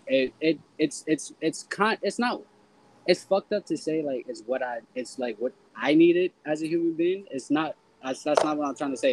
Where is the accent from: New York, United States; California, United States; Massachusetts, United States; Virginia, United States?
New York, United States; New York City; also born or lived in Harlem / Jamaica, Queens / Brooklyn / Pennsylvania; I'm Harlem born and Bronx raised, but like I'm a New Yorker because I live damn near everywhere in New York City.